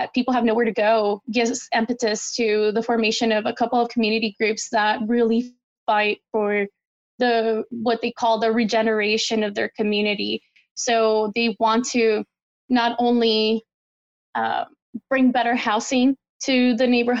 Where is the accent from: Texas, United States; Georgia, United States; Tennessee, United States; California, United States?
Texas, United States; El Paso; moved away; also born or lived in Kansas City; my hometown of El Paso, Texas